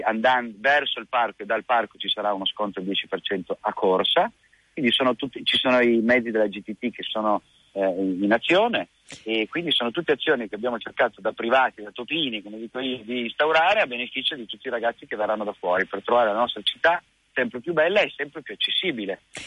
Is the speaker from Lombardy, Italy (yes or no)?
no; Turin, Piedmont, Italy; siamo torinesi